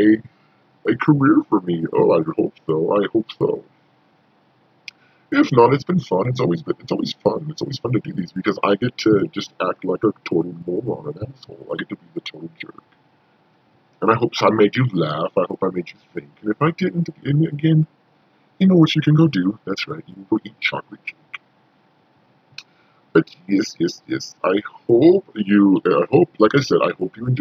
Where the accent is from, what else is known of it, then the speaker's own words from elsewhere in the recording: Montana, United States; moved away; also born or lived in southern Indiana; I'm originally from Montana